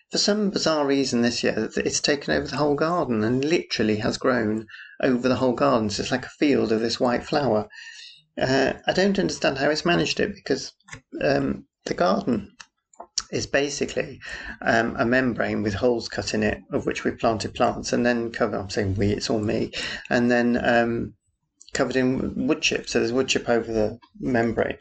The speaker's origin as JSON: {"language": "English", "region": "Yorkshire and the Humber", "country": "United Kingdom", "also_born_or_lived": "Aberystwyth", "moved": "yes", "said": "Yorkshire, where I come from"}